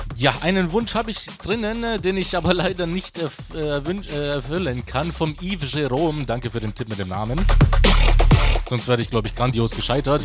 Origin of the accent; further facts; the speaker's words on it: Stuttgart, Baden-Württemberg, Germany; moved away; meine Heimat, wie ich dich vermisse